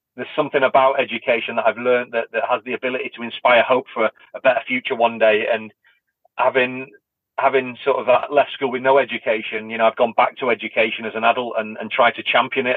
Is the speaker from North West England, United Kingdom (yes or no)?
yes; Blackpool, North West England, United Kingdom; a kid from Blackpool who who left school with no education